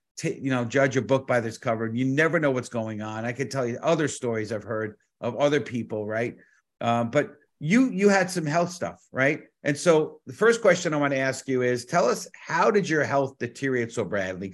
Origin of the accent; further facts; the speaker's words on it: New York City, New York, United States; born and raised in the Bronx